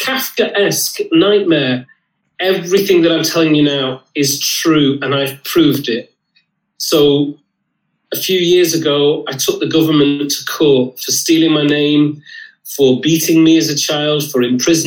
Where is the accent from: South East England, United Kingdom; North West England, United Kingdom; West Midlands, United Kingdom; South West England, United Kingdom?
North West England, United Kingdom; Lancashire; I had a brilliant childhood. I grew up in Lancashire.